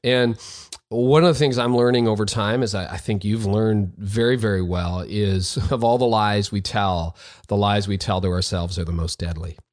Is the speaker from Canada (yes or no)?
yes; Canada; I'm the Canadian